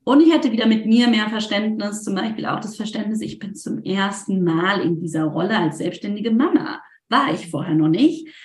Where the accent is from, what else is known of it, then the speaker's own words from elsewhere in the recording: Rhineland, Germany; das war gerade rheinländisch, rausgenommen, ich komme ursprünglich aus dem Rheinland